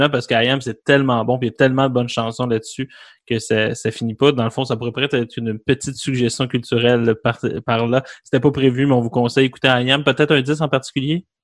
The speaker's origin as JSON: {"language": "French", "country": "United States", "tie": "born there", "said": "Moi, je suis né en Amérique avec un père québécois je dirais pas pure laine parce que c'est pas vrai"}